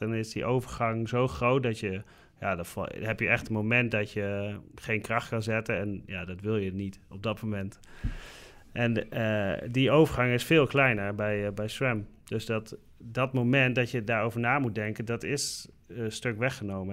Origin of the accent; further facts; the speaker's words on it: Netherlands; als Nederlander zijnde